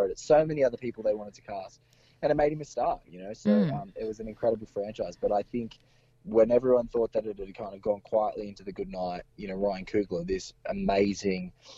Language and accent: English; Australia; as an Australian person